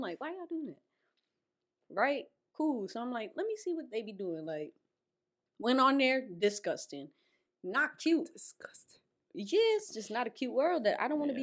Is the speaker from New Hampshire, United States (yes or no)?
no; Perth Amboy, New Jersey, United States; I'm Puerto Rican though. Like, yeah, I'm from Amboy